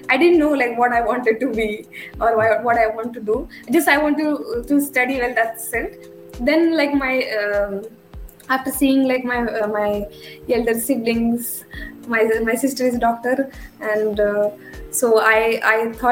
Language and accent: English; Sangli, Maharashtra, India; moved away as an adult; also born or lived in United Kingdom; now in Pune, India; hometown is in Sangli, which is like Sangli. about maybe 250 kilometers from Pune.